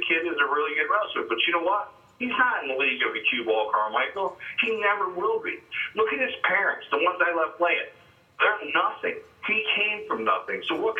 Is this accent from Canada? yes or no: yes; Canada; I'm from the greatest country in the world. I'm from Canada.